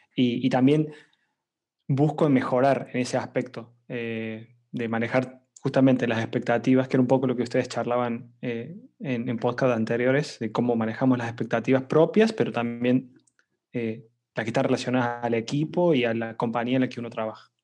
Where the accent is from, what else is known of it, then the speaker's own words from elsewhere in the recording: Córdoba, Argentina; soy argentino eh, y bueno, estoy trabajando actualmente como Product Manager en una compañía llamada FreeNow. Em, no soy eh, de Buenos Aires, muchos argentinos son de Buenos Aires, no, yo soy de Córdoba